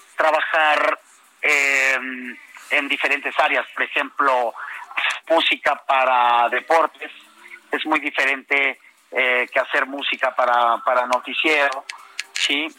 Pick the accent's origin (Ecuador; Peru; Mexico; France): Mexico; Villahermosa, Tabasco; also born or lived in Tapachula, Chiapas; mis hermanos y yo nacimos en Tapachula, Chiapas, y desde muy chicos crecimos, desde muy chicos crecimos en, Villahermosa, Tabasco.